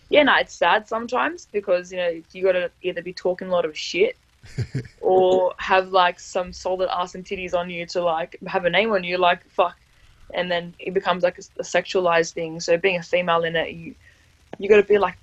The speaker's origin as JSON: {"language": "English", "country": "Australia", "said": "being an Aussie"}